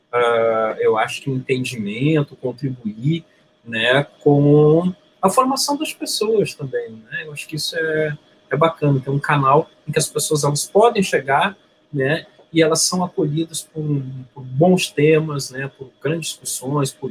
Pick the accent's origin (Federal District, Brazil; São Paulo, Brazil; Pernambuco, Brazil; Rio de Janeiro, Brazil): Rio de Janeiro, Brazil; also born or lived in Rio Grande do Sul; now in Porto Alegre, Brazil; Eu, eu nasci no Rio de Janeiro, mas tenho uma relação muito próxima com o Rio Grande do Sul. Minha mãe é gaúcha eu fui criado nos dois estados, né, no Rio de Janeiro e no Rio Grande do Sul.